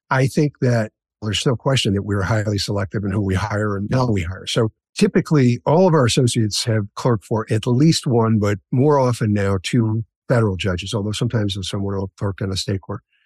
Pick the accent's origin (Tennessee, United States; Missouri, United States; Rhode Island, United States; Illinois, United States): Illinois, United States; Chicago; I grew up in Chicago, on the south side of Chicago, in a neighborhood called Roseland